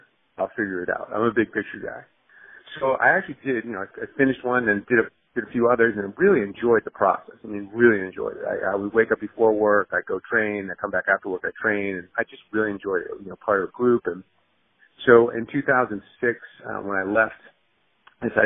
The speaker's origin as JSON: {"language": "English", "town": "Boston", "region": "Massachusetts", "country": "United States", "tie": "born or raised there", "moved": "as an adult", "lives_now": "Phoenix, United States", "said": "I'd been in Boston, grew up, was raised in Boston, went to high school, college there, worked there"}